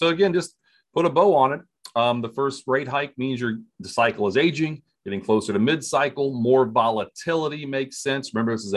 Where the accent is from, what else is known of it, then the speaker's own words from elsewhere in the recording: Springfield, Ohio, United States; growing up in Springfield, Ohio, every Monday, my dad had an auto parts store